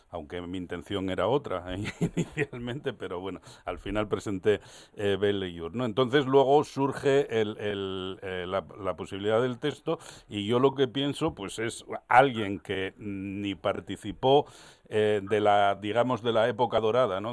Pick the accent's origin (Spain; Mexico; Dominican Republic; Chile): Spain; Gijón, Asturias; yo soy un gijonés nacido aquí